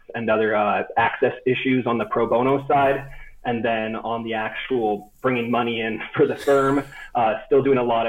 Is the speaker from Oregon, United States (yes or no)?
yes; Happy Valley, Oregon, United States; moved away as an adult; also born or lived in Corvallis, Oregon / Southern California; now in Denver, United States; I'm from just outside of Portland, Oregon, a little town called Happy Valley. So kind of within that Willamette Valley string, the suburbs of Portland. Lived there up until I went to college